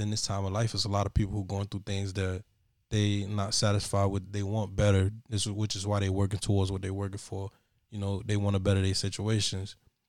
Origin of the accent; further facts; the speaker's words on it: Miami, Florida, United States; born there; Nope, I was born in Jackson South. Right in Overtown.